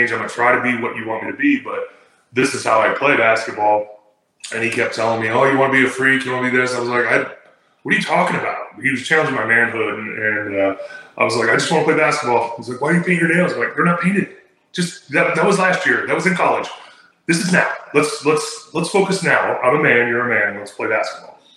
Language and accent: English; Utah, United States; My whole family's Mormon. I'm, I'm from Utah. I get it.